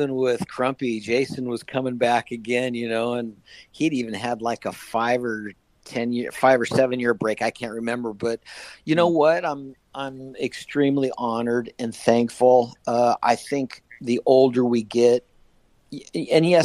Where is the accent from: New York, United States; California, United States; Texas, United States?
California, United States; my home state of California